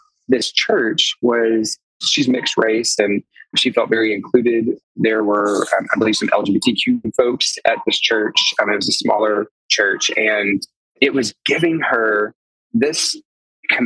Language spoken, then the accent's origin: English; the Arkansas Delta, United States; now in Chicago, United States; I'm from there. I was born and raised in the Delta